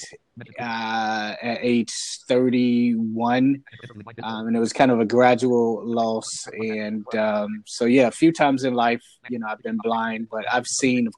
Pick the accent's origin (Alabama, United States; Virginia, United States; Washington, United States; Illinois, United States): Virginia, United States; Portsmouth; I grew up in Portsmouth, Virginia